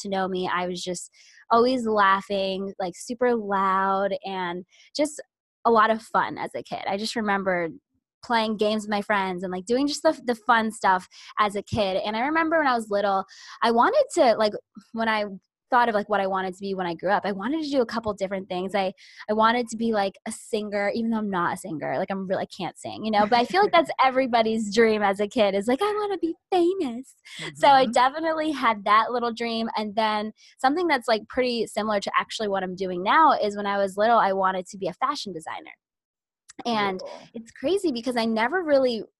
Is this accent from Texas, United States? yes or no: no; Orlando, Florida, United States; I am born and raised in Orlando, Florida, and that's where I still am